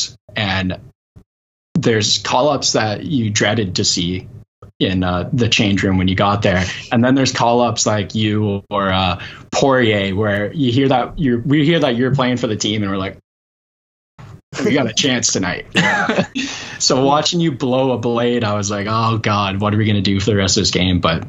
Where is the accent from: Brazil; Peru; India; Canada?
Canada; Brockville, Ontario; growing up in Brockville